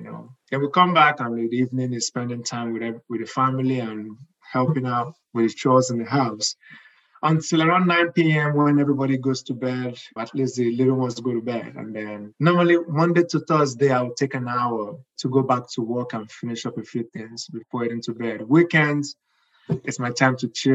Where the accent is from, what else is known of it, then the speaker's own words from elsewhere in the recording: Lagos, Nigeria; moved away as an adult; also born or lived in eastern Nigeria (Igbo land); now in United States; I was born and I grew up in Nigeria, in Lagos, the craziest city in the world, most likely.